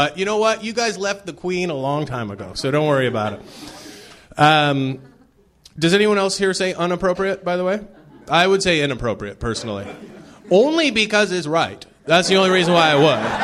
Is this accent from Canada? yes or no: yes; Canada; moved away as an adult; also born or lived in Toronto, Canada; now in Los Angeles, United States; I'm from Canada originally